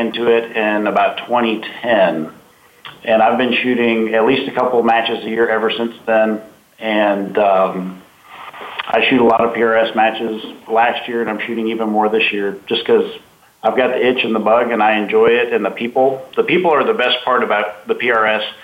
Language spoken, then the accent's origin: English; Central Texas, United States; also born or lived in Colorado Springs, Colorado; I was born in Bryan College Station area in Texas. I was raised in between Colorado Springs, Colorado, and Central Texas